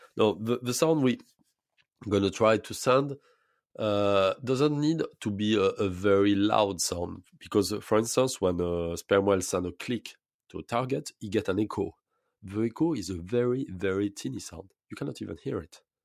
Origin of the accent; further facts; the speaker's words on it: French Polynesia; I was born in Polynesia. I was grown up, uh, I was, uh, in the, in, grown up in lagoon, in fact, uh, all my childhood